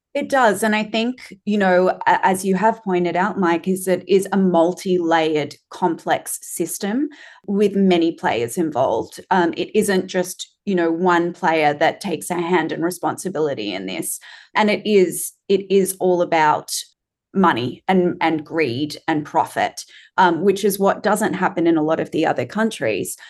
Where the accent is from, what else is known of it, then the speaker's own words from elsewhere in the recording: Australia; as an Australian